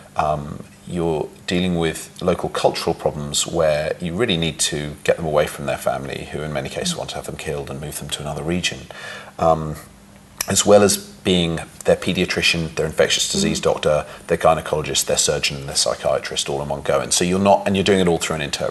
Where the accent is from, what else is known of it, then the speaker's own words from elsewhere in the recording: London, United Kingdom; moved away as an adult; now in New York, United States; I grew up in London and had a very nice, comfortable childhood